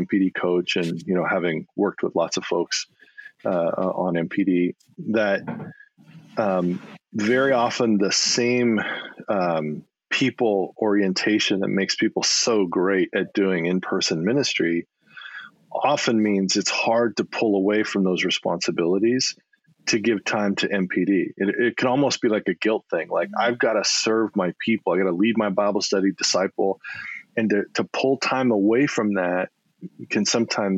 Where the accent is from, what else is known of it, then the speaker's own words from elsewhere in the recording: Rowland Heights, California, United States; moved away as an adult; also born or lived in Colorado / Las Cruces, New Mexico; I grew up in the San Gabriel Valley in a little town called Roland Heights.